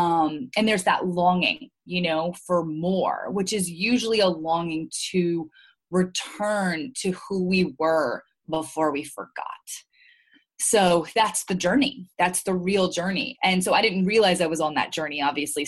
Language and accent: English; Louisiana, United States; moved away as an adult; also born or lived in Maryland, United States / New York, United States; grew up in Louisiana. I am mostly Lebanese. I grew up with a Lebanese family.